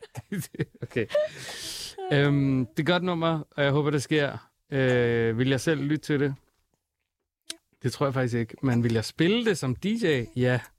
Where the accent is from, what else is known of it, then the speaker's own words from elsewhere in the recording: Denmark; Jeg føler, at Danmark er mit hjemland